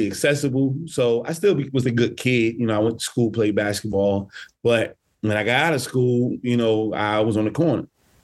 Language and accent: English; Newark, New Jersey, United States; I grew up in Newark, New Jersey, which is literally 15 minutes from New York City